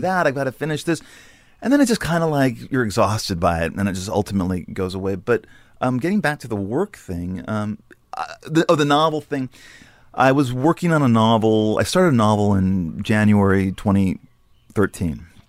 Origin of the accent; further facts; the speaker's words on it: Los Angeles, California, United States; moved away; also born or lived in New York; I grew up in Sherman Oaks